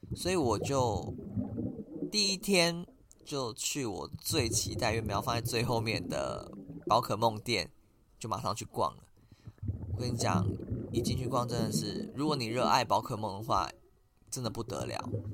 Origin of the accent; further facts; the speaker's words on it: Taiwan; accent: Taiwanese; 我是台湾人